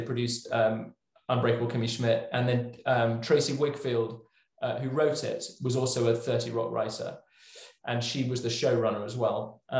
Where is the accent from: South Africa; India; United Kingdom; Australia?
United Kingdom; England; this is all growing up in England, obviously.